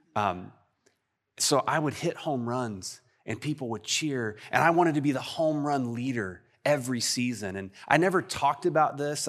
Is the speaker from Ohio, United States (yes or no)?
no; Texas, United States; I'm too Texan and Southern for